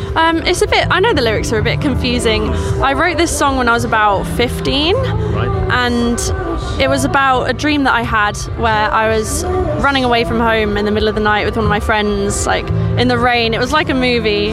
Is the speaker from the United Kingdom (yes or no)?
yes; Suffolk, East of England, United Kingdom; moved away as an adult; now in Norfolk, United Kingdom; I'm from Suffolk, I'm studying in Norfolk